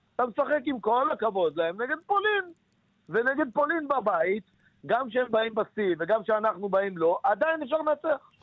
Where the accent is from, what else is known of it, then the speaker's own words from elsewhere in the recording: Nahariya, Northern District, Israel; כי אני מנהריה